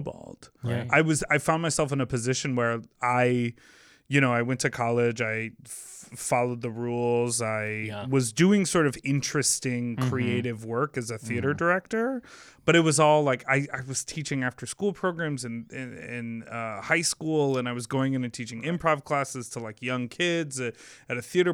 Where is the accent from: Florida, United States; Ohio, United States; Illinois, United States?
Illinois, United States; Chicago; I'm from Chicago, born and raised.